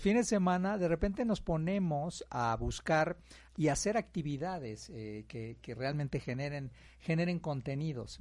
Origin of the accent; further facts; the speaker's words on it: Mexico; como mexicanos somos un país